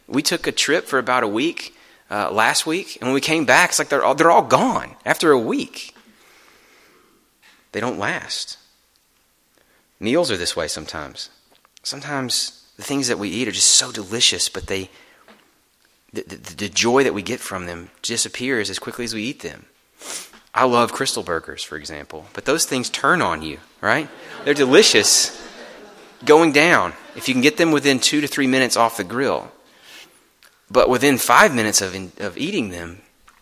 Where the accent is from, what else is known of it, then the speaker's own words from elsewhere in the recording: the South, United States; I'm from the South